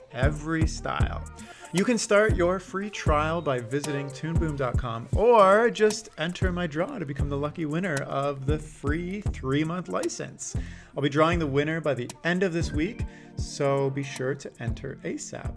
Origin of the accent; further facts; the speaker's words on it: Canada; growing up in Canada